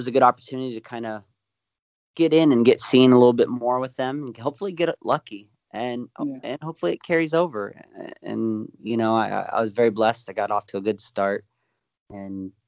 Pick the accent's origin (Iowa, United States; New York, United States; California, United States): California, United States; moved away; also born or lived in Florida; I'm born and raised in California